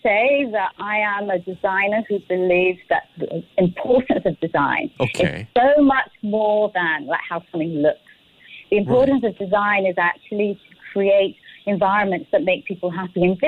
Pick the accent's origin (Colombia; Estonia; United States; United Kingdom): United Kingdom; moved away as an adult; now in Singapore; I'm Singaporean now, but I originally came from the UK